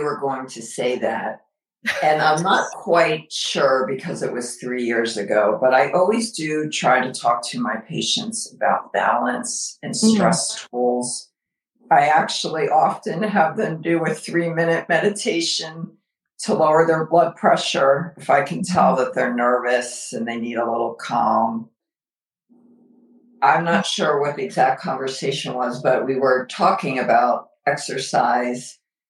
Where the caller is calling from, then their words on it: Alpharetta, Georgia, United States; Oh, we're joining you from Alpharetta, Georgia.